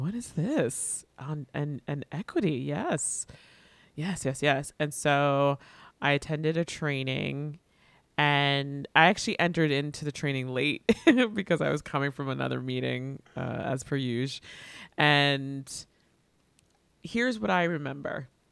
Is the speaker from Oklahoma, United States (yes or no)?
no; Miami, Florida, United States; also born or lived in Atlanta; I I grew up here, um, born and raised